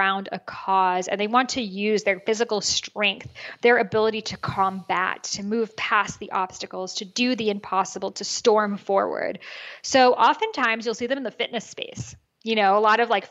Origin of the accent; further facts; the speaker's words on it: United States; I was born in America. I'm the first person born here.